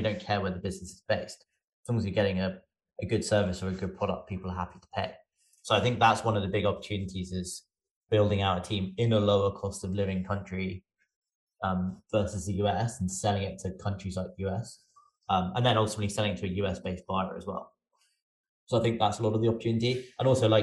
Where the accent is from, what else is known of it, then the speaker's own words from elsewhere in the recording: England, United Kingdom; moved away as an adult; now in United States; I'm also English. I just happen to live, well, I moved to the US for Effie